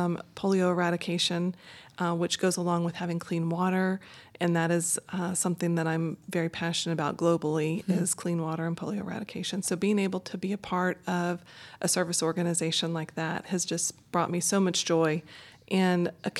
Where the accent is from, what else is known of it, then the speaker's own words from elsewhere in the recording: Texas, United States; Because I'm from Texas.